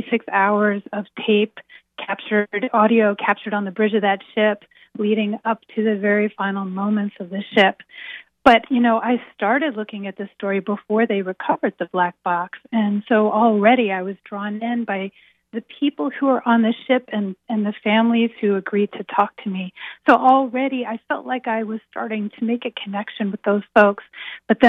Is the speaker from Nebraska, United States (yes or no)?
no; Philadelphia, Pennsylvania, United States; also born or lived in Baltimore, Maryland / New York; now in Boston, United States; I was born in Baltimore, raised in Philadelphia, lived in New York, now I'm in Boston